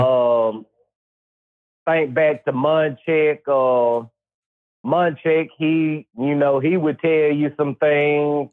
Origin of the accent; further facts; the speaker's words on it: Mississippi, United States; I grew up in Mississippi